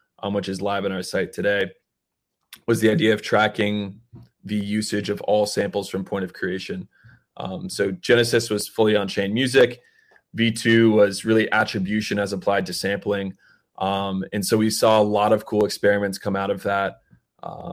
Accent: Atlanta, Georgia, United States; We're all from Atlanta

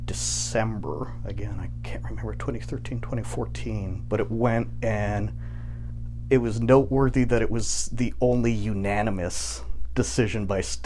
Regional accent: Santa Fe, New Mexico, United States; moved away as an adult; now in Arizona, United States; Born and raised in Santa Fe.

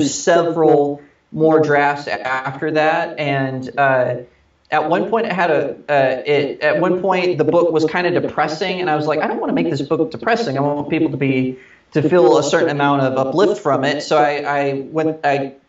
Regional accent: Texas, United States; moved away as an adult; also born or lived in Redding, California; now in Los Angeles, United States; I'm a Texan, born and raised

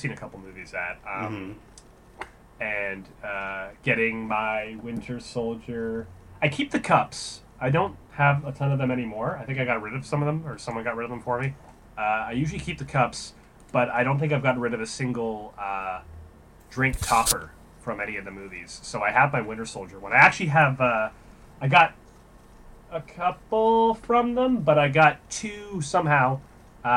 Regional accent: Canada; being Canadian

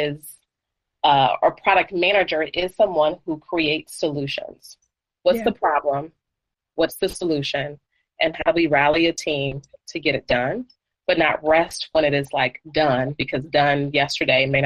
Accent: Washington, District of Columbia, United States; moved away as an adult; now in Knoxville, United States; I'm originally from the D.C. area, but I've lived in Knoxville for the last 4 years or so

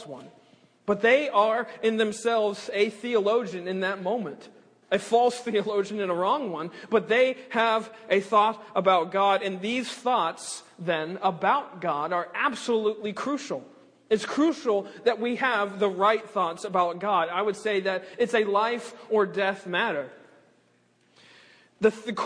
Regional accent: South Carolina, United States; now in West Palm Beach, United States; I'm originally from South Carolina. My dad's a pastor up in Greenville, South Carolina. He's been there for about almost 30 years now

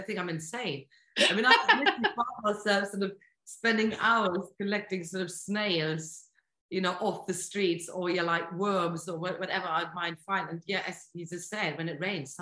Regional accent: Bremen, Germany; moved away; also born or lived in Bournemouth; my hometown, Bremen, in North Germany

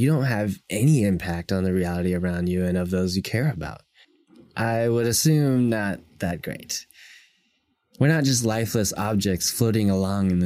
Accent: United States

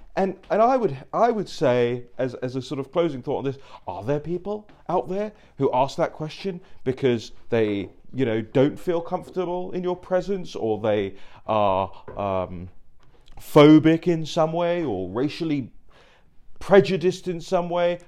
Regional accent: London, United Kingdom; moved away as an adult; now in United States; I grew up in Uxbridge. I grew up in London

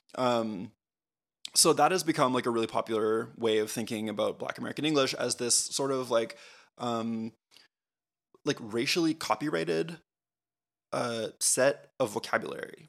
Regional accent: Canada; we're Canadian.

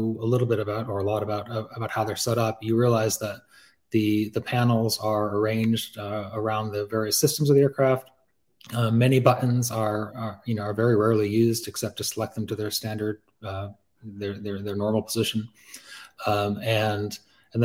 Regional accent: Pittsfield, Massachusetts, United States; moved away; also born or lived in Hong Kong; Growing up in Pittsfield

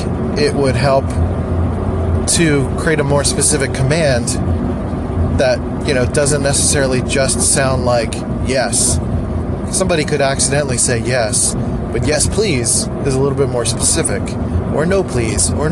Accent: Philadelphia, Pennsylvania, United States; accent: nasally; I'm from Philly, so everyone sounds like nasally and annoying, including me sometimes

